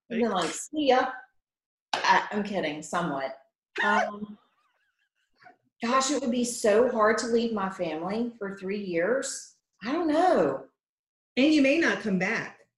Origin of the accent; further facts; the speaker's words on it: Matthews, North Carolina, United States; moved away as an adult; now in Davidson, United States; I'm from the Charlotte area. I grew up in Matthews.